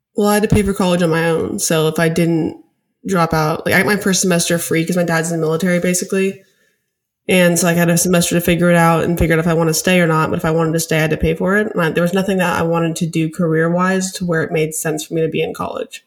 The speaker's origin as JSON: {"language": "English", "region": "Alaska", "country": "United States", "tie": "born or raised there", "also_born_or_lived": "Arizona / Denver", "moved": "as an adult", "lives_now": "New York, United States", "said": "I'm from Alaska. I grew up in Alaska to, lived until I was eighteen."}